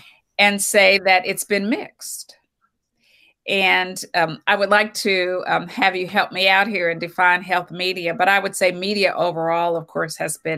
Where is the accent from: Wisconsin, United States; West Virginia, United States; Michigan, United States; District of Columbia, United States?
West Virginia, United States; Bluefield; Well, I am originally from West Virginia, a small town in West Virginia, Bluefield, West Virginia.